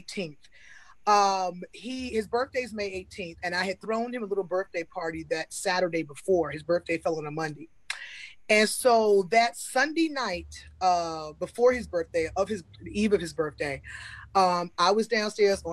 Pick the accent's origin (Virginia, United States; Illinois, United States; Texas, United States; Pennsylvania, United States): Virginia, United States; Newport News; moved away as an adult; now in Atlanta, United States; I'm originally from Virginia. Newport News. But I moved to Atlanta almost 6 years ago.